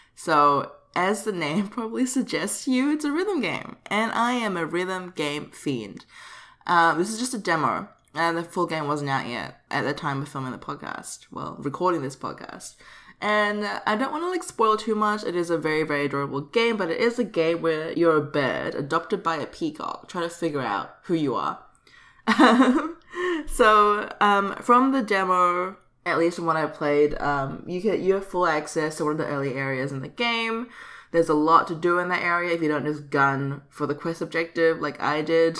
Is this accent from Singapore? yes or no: yes; Singapore; repping um, my home country